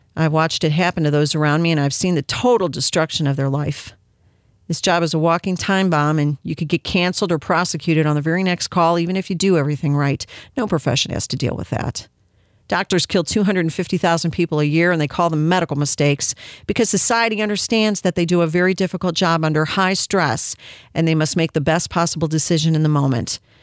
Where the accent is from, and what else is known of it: United States